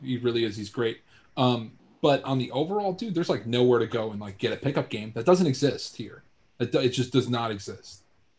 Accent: New York, United States; moved away as an adult; also born or lived in California; me growing up in New York

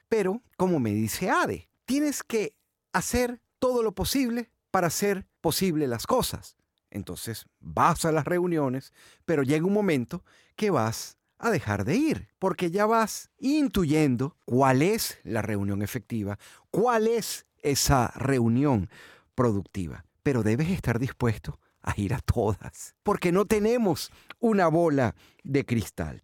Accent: Venezuela; moved away as an adult; en mi país, en Venezuela

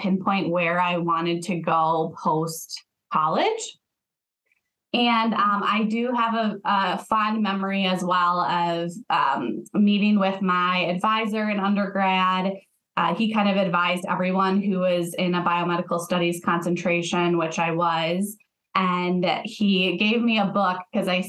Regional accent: Rochester, Minnesota, United States; I grew up in Rochester, Minnesota, so home of the Mayo Clinic

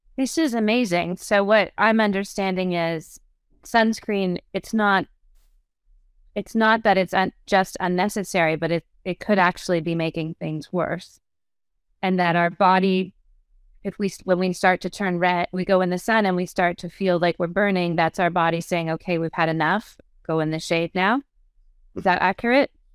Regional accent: Canada; now in United States; I'm Canadian, but we're living in the U S

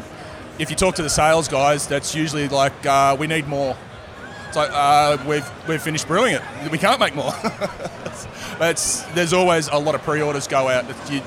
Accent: Melbourne, Victoria, Australia; also born or lived in Bright, Victoria / Phillip Island, Victoria; now in Brisbane, Australia; Yeah, I was born in Melbourne.

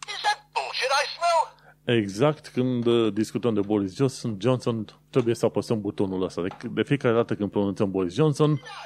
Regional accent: Romania; moved away as an adult; now in London, United Kingdom; oameni care venim din România

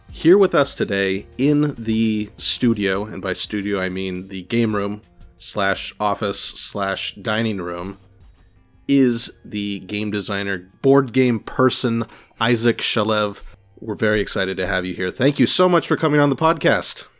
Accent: California, United States; now in Boston, United States; I'm from California

